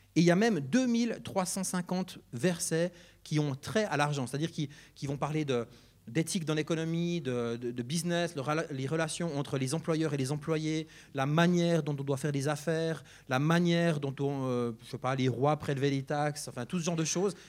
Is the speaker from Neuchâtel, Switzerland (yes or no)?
yes; Neuchâtel, Switzerland; Je viens du canton de Neuchâtel, comme mon accent l'indique parfois.